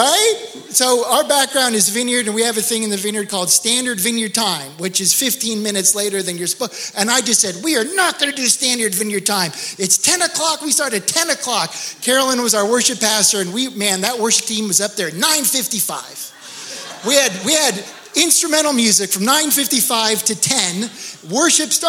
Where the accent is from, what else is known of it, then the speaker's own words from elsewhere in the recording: Los Angeles, California, United States; moved away as an adult; also born or lived in Isla Vista / Santa Barbara; now in Ventura, United States; But I grew up in West